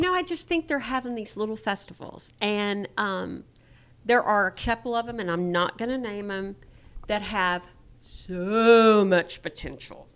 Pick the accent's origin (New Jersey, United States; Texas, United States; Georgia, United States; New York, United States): Texas, United States; Alice; I'm from Alice.